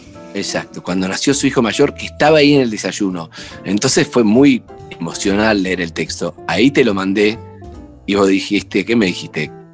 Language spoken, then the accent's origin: Spanish; Argentina; somos argentinos